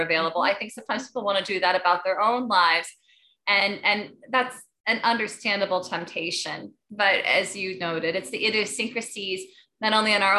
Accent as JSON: {"language": "English", "town": "Beaver Dam", "region": "Wisconsin", "country": "United States", "tie": "born or raised there", "said": "I grew up in Beaver Dam"}